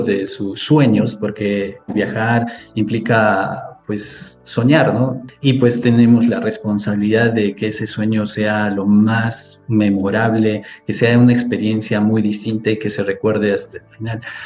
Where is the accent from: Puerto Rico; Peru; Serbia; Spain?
Peru; Cusco; yo vengo de la ciudad de Cusco, Perú, muy cerca a Machu Picchu